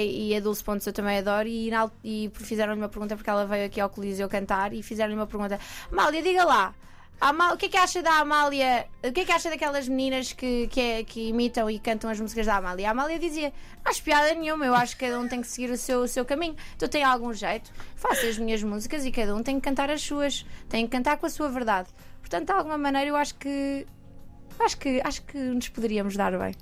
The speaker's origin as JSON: {"language": "Portuguese", "town": "Coimbra", "region": "Centro", "country": "Portugal", "moved": "as an adult", "lives_now": "Lisbon, Portugal", "said": "eu sou de Coimbra, uhum. Uhum. vim para Lisboa há coisa de dois anos e meio"}